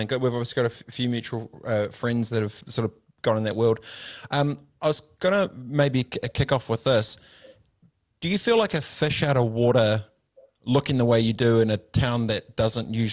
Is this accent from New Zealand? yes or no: yes; New Zealand; I did the New Zealand thing for my nation, for my country, for an All Black because I'm Kiwi